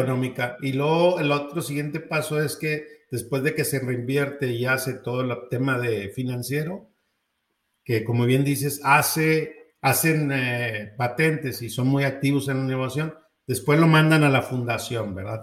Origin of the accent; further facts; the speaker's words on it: Mexico; como mexicano